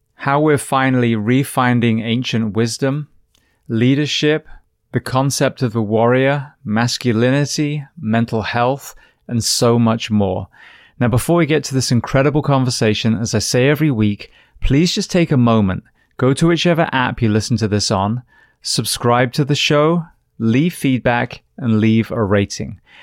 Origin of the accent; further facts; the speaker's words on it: United Kingdom; coming from the U K